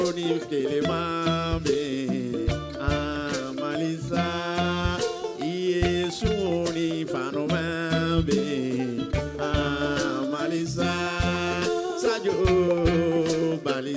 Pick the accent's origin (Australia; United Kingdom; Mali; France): Mali; I'm from Mali